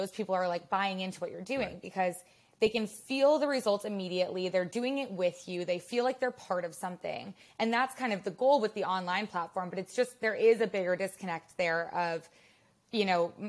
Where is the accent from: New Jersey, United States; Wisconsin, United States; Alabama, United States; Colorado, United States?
Wisconsin, United States; Madison; also born or lived in Chicago / Los Angeles; now in New York, United States; I grew up in Wisconsin and I grew up in Madison.